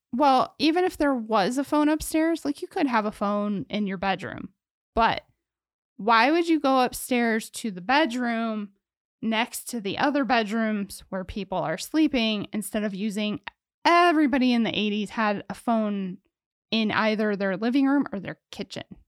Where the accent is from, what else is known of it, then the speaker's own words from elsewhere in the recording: Ohio, United States; I'm from Ohio and I was a child of a divorce